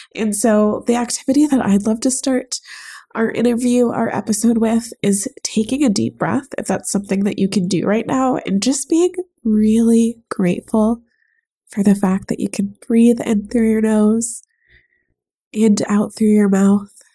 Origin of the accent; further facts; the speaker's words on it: United States; also born or lived in Chicago; I'm born and raised in the United States of America